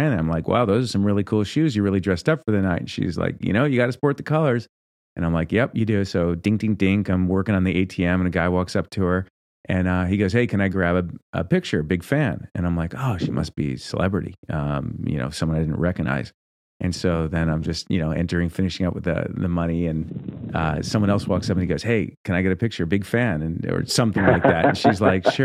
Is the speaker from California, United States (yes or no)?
yes; Danville, California, United States; I live in Danville. That's my hometown